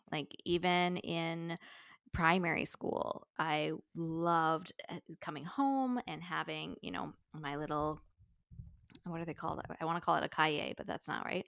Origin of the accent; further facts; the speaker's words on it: Newfoundland and Labrador, Canada; I grew up in Newfoundland